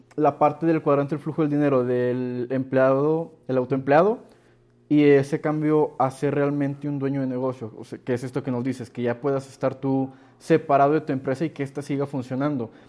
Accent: Mexico; te ven la cara del nopalote de, mexicano

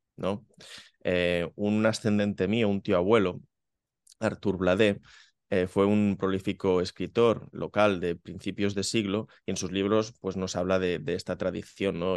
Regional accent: Benissanet, Catalonia, Spain; aquí en, en mi pueblo, en Benisanet

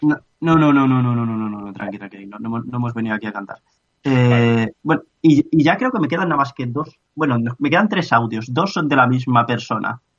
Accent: Spain; cuando me dicen, ¿de dónde eres? Digo, pues de, de una ciudad cerca de Madrid

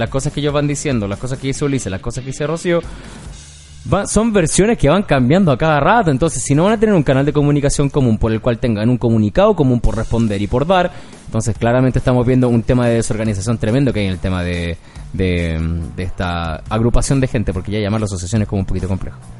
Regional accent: Chile; somos chilenos

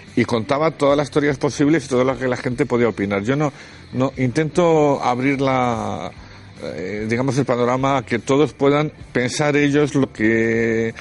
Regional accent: Spain; cómo somos los españoles

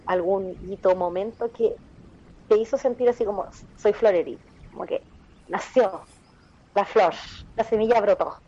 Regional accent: Concepción, Biobío, Chile; nunca he vivido en mis 34 años, nunca he vivido en otra ciudad, así que soy muy penquista

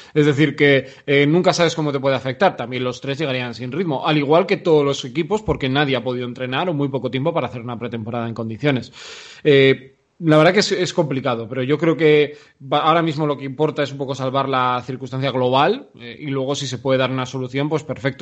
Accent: Vitoria-Gasteiz, Basque Country, Spain; yo nací en Vitoria

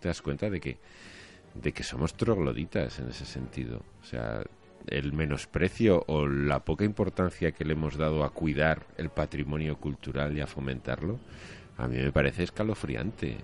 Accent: Spain

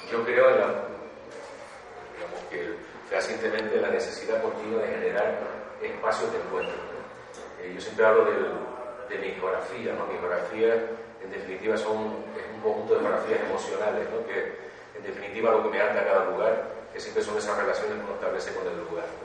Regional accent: Canary Islands, Spain; also born or lived in Granada; Yo efectivamente nací en las Islas Canarias, en la isla de las Canarias.

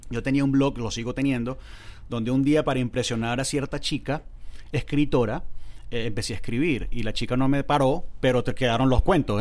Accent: Valencia, Carabobo, Venezuela; moved away; also born or lived in Punto Fijo, Venezuela / Caracas, Venezuela

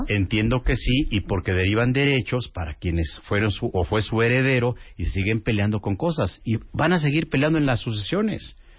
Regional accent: Mexico; así somos los mexicanos

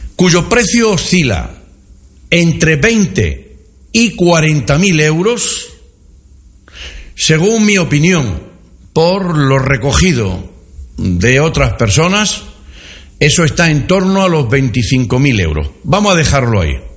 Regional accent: Villanueva de la Serena, Extremadura, Spain; Soy de Villanueva de la Serena

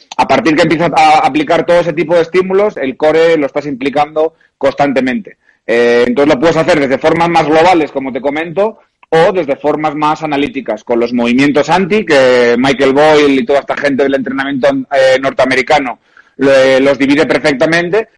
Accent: Oviedo, Asturias, Spain; moved away as an adult; also born or lived in Brazil / Porto, Portugal / Madrid, Spain / Japan; Real Oviedo, que es el equipo de, mi tierra

